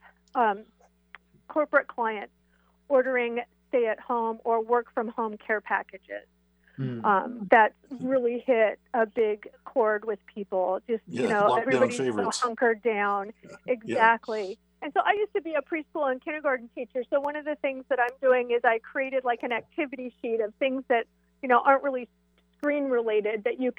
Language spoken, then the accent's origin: English; East Side, Washington, United States; I have so many fond memories of my home here on the East Side